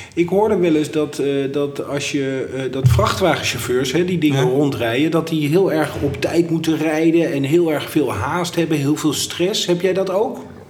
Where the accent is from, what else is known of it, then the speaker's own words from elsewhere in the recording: Leiden, South Holland, Netherlands; want ik kom oorspronkelijk uit Leiden